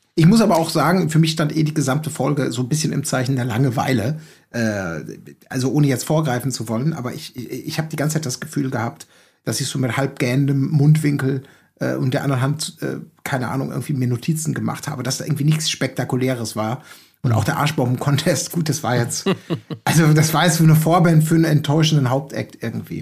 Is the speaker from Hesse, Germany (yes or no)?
no; Gelsenkirchen, North Rhine-Westphalia, Germany; now in Hamburg, Germany; ich bin geboren in Gelsenkirchen, jetzt lebe ich in Hamburg